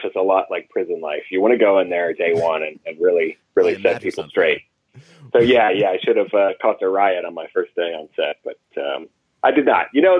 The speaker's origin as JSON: {"language": "English", "town": "Atlanta", "region": "Georgia", "country": "United States", "said": "I am from Atlanta, Georgia."}